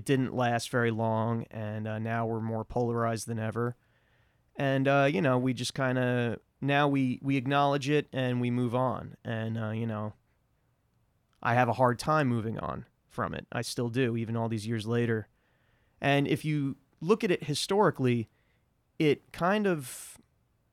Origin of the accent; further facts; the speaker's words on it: New York City, New York, United States; as a New Yorker